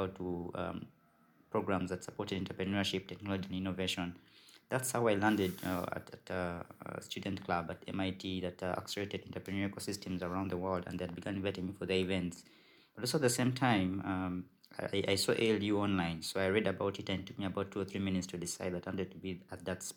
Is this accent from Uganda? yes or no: yes; Uganda; I'm from Uganda